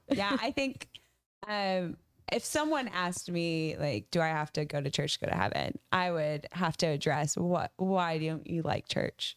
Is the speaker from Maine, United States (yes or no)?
yes; a tiny town in Maine, United States; I grew up in a, a part of America where churches sent their, their people as missionaries